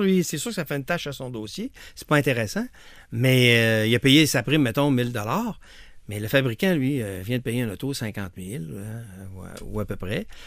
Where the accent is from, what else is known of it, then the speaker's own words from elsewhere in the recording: Lévis, Quebec, Canada; je viens de Lévis